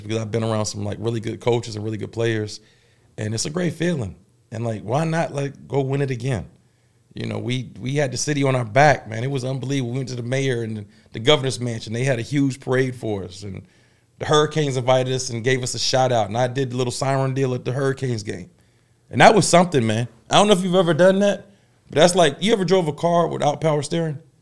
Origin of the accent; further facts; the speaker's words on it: Tidewater, Virginia, United States; now in Durham, United States; my hometown, in the Tidewater